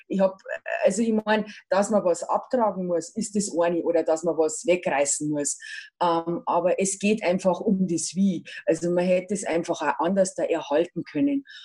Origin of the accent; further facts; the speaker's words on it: Ingolstadt, Bavaria, Germany; ich bin im Pius-Viertel aufgewachsen